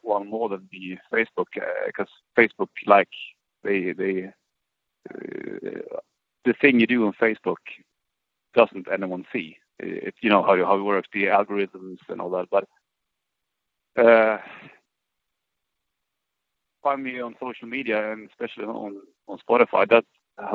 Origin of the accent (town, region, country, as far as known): Sweden; born or raised there; now in Stockholm, Sweden